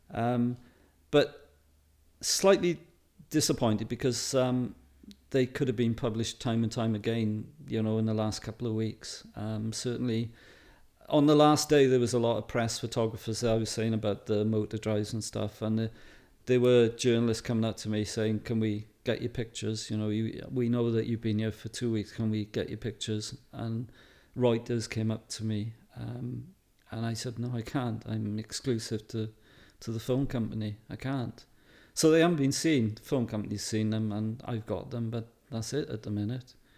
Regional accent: Wales, United Kingdom; being a Welshman

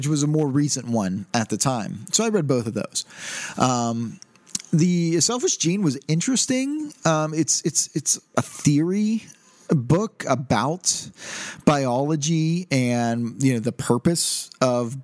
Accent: United States; Since I am an American

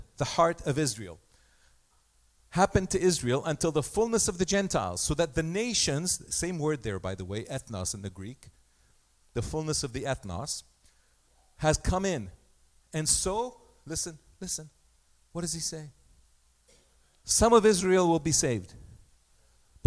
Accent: Egypt; also born or lived in Armenia (ancestry); now in Canada; I was born in Egypt. Egypt is my mother land.

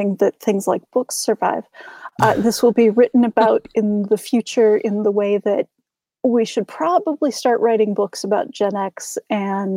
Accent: Minnesota, United States; I'm Minnesotan, so, you know, we don't talk about religion and we don't talk about politics

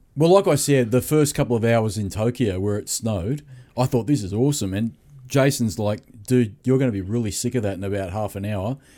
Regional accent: Sydney, New South Wales, Australia; I'm from Sydney

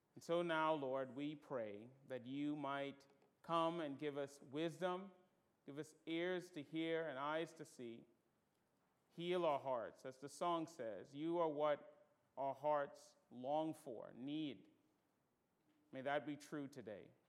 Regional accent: Bahamas; moved away; I'm from the Bahamas and we don't do gutturals well

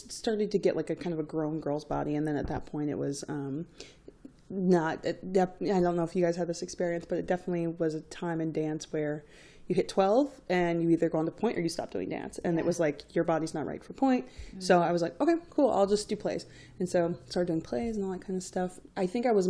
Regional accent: Greensboro, North Carolina, United States; Where I grew up in Greensboro, North Carolina, at the time, we had very little other racial diversity besides black and white.

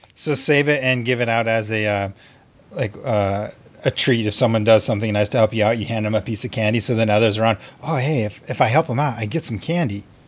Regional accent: Montana, United States; some of my you know Montana brethren

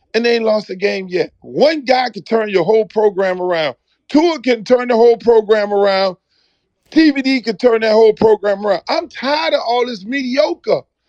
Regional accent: Jamaica; also born or lived in South Florida; now in Miami, United States; I'm a Jamaican

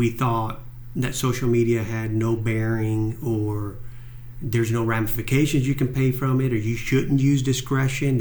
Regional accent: Cuba; moved away; I'm Cuban. I was born in Cuba

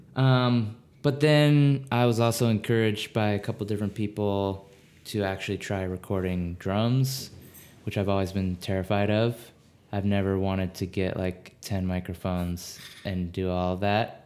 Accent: Maryland, United States; moved away as an adult; now in Minneapolis, United States; I grew up in Maryland.

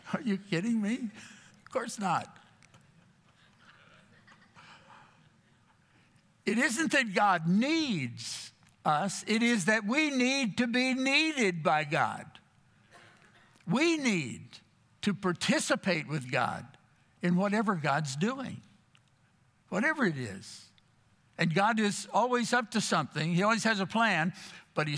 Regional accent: Texas, United States; moved away as an adult; also born or lived in Florida; I grew up in Texas

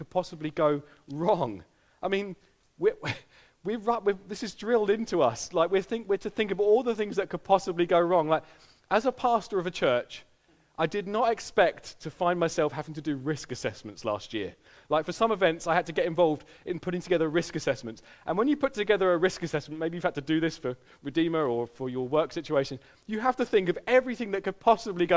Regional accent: United Kingdom; our personality as a British people

